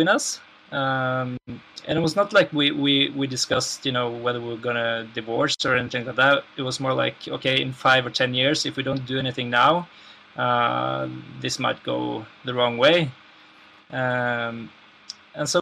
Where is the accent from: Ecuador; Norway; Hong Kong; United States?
Norway; in Norway that, you know, since our healthcare system is so good